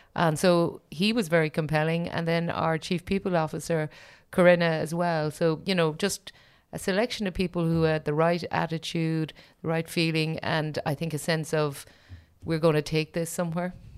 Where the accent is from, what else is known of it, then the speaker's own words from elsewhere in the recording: Ireland; as an Irish person